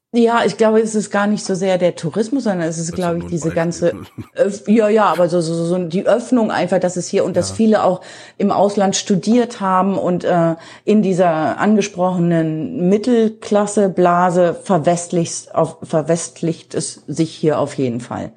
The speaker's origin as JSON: {"language": "German", "country": "Germany", "also_born_or_lived": "Cologne", "moved": "as an adult", "lives_now": "India", "said": "bei uns in Deutschland"}